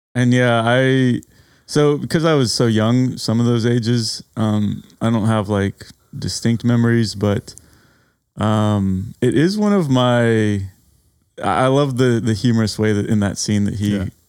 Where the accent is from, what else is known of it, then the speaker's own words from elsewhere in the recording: San Antonio, Texas, United States; as a native Texan